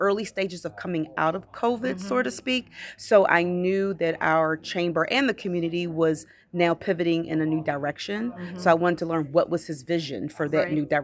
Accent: Baltimore, Maryland, United States; moved away as an adult; now in Bethesda, United States; I grew up in Baltimore City, so very, very heavily populated, very urbanized area.

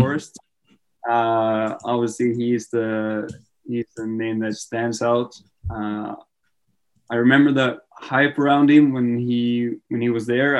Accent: Trondheim, Trøndelag, Norway; moved away as an adult; also born or lived in Syracuse, United States; I wasn't really feeling staying in my hometown

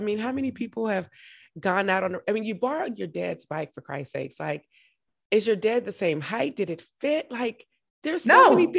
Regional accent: Augusta, Georgia, United States; I'm in Washington, D.C. right now, but I'm from Augusta, Georgia.

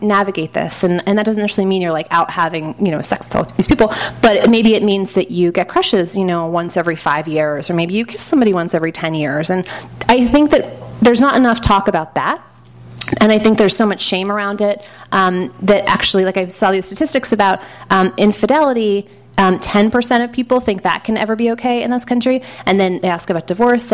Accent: New York City, New York, United States; I grew up in Manhattan with like these liberal bohemian maniac parents.

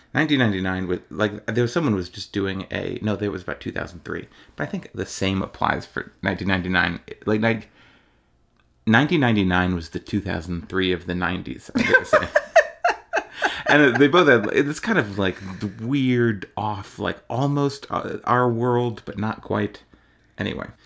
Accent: Ohio, United States; I'm from Ohio

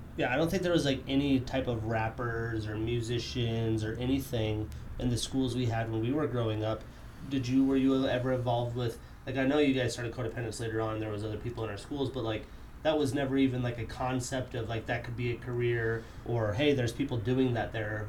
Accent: Wyoming, United States; now in Montana, United States; I wasn't born and raised in the res. I grew up in Wyoming, oil field area

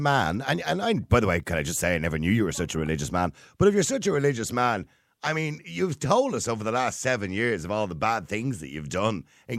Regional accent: Ireland; all those kind of little isms that we say as Irish people, right?

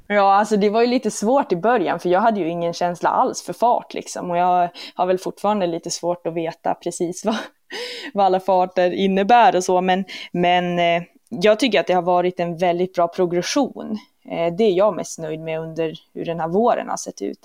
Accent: Umeå, Västerbotten County, Sweden; moved away as an adult; also born or lived in Jämtland; now in Duved, Sweden; har ju gått skola i Umeå, så att sen jag var, från att jag var 6 till att jag var 18 så var det ju platta Umeå som var hemmastaden

